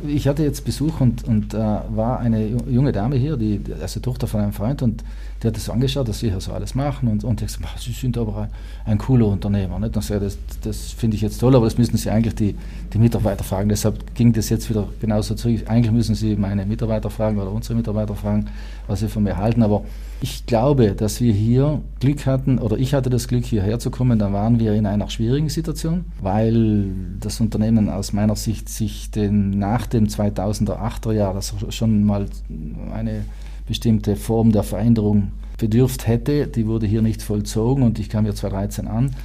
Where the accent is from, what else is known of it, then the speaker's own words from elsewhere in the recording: South Tyrol, Trentino-Alto Adige, Italy; also born or lived in United States; wir als Südtiroler